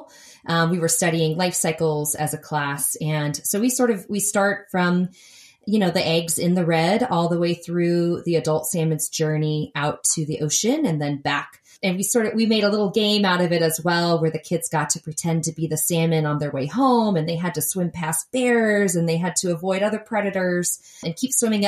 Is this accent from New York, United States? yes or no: yes; New York, United States; now in Portland, United States; I grew up in New York